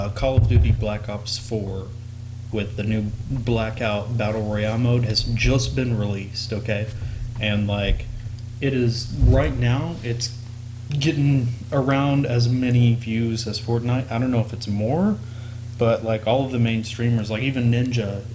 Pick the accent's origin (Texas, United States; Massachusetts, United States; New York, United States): Texas, United States; born and raised in Texas